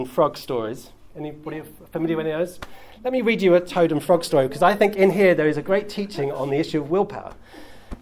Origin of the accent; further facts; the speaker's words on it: United Kingdom; as a British person